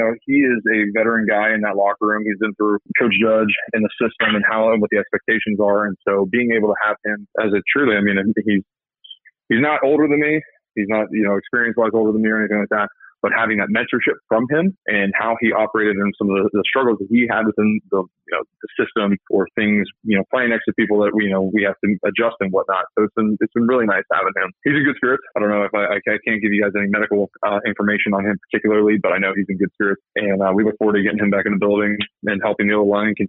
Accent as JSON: {"language": "English", "town": "Lincoln", "region": "Nebraska", "country": "United States", "tie": "born there", "said": "So I was born in Lincoln, Nebraska. I've got baby pictures in Nebraska Cornhusker gear."}